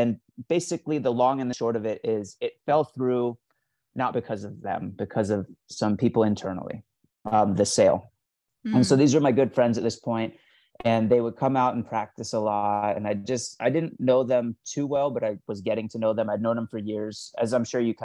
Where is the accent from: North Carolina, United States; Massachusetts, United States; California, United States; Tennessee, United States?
California, United States; Los Angeles; I'm from LA, yeah. I was born here